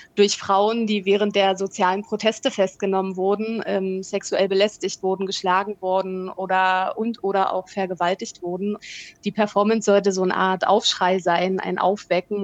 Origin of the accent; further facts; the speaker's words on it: Potsdam, Brandenburg, Germany; moved away as an adult; now in Valparaíso, Chile; ich bin äh, auch in Potsdam aufgewachsen